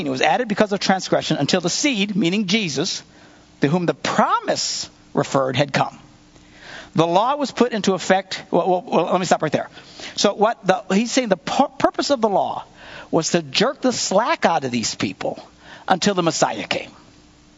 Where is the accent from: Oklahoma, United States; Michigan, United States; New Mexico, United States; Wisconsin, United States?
Wisconsin, United States; we're from Wisconsin.